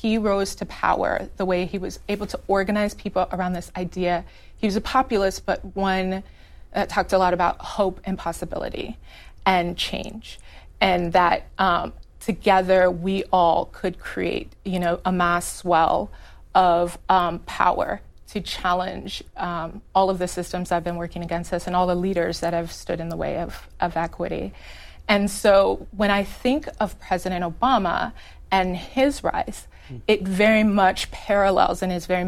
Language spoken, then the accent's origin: English; Chicago, Illinois, United States; I grew up in Illinois. I'm from Chicago. My family is like multi-generational Chicagoans